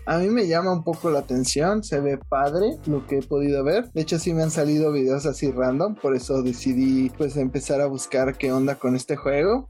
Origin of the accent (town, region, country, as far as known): Mexico